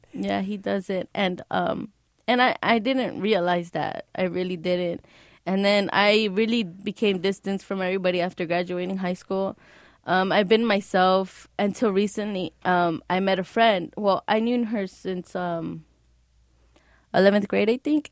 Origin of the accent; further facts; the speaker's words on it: Los Angeles, California, United States; also born or lived in Beverly Hills; I was raised, I was born in L A, but raised in the Valley.